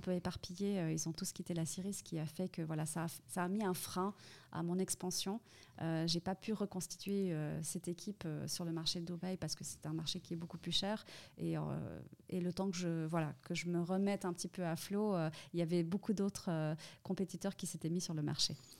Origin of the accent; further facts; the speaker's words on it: Fribourg, Switzerland; moved away as an adult; also born or lived in Saudi Arabia / Middle East; Je suis née à Fribourg. Donc je suis vraiment une fribourgeoise